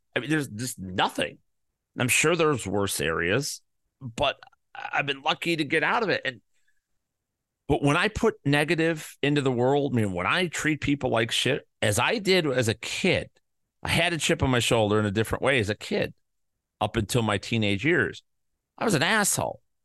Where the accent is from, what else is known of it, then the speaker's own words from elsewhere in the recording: Midwest, United States; I'm from the Midwest.